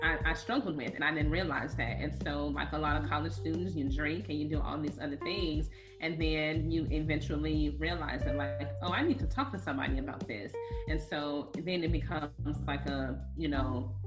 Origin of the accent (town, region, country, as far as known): East Chicago, Indiana, United States; born or raised there